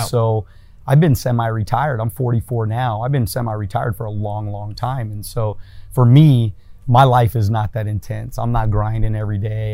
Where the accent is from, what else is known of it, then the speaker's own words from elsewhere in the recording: El Monte, California, United States; my my first ten years, I grew up in El Monte, okay. California